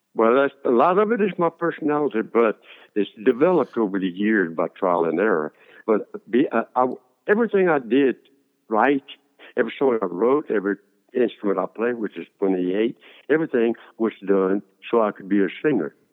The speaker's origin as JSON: {"language": "English", "town": "Lake Arthur", "region": "Louisiana", "country": "United States", "tie": "born or raised there", "accent": "Cajun", "said": "I decided to go shine shoes in, in Lake Arthur in town"}